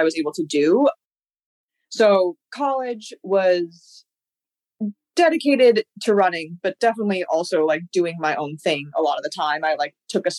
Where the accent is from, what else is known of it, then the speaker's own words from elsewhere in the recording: California, United States; I grew up in California, went through like California track